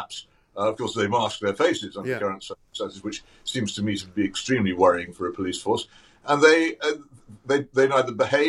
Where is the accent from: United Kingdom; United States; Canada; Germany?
United Kingdom; Oxford, South East England; my hometown of Oxford